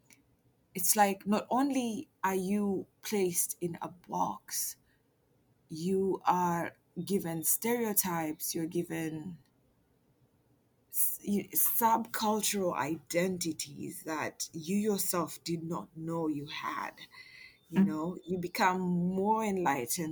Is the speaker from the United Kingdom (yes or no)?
no; Kenya; moved away as an adult; now in Bay Area, United States; I'm from Kenya.